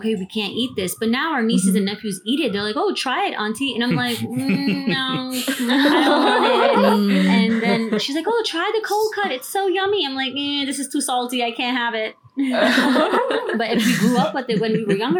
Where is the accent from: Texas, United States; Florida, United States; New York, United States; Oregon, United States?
New York, United States; born or raised there